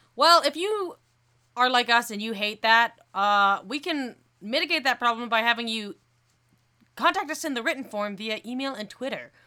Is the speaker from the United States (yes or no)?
yes; Colorado Springs, Colorado, United States; Colorado Springs, my hometown